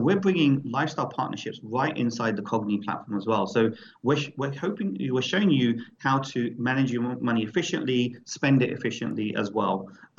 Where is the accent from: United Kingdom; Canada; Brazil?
United Kingdom; London; every single record has history, especially as a DJ growing up in London.